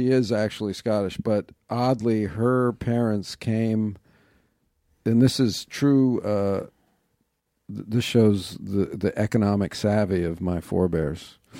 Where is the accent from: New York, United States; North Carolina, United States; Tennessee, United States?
New York, United States; I grew up in New York, yeah.